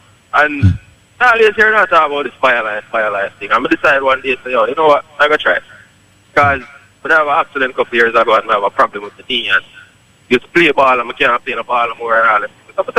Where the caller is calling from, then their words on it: Poughkeepsie, New York, United States; Yeah, Poughkeepsie.